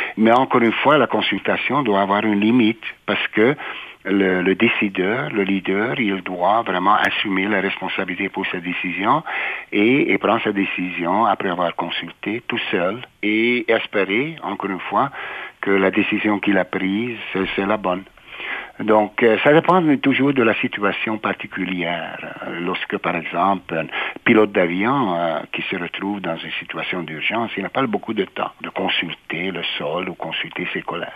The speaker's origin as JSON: {"language": "French", "region": "Budapest", "country": "Hungary", "tie": "born or raised there", "also_born_or_lived": "Italy / Quebec City, Canada / Ottawa, Canada", "moved": "as an adult", "lives_now": "Winnipeg, Canada", "said": "je suis né en Hongrie, à Budapest, et j'ai passé mes premières 18 années à Budapest, en Hongrie"}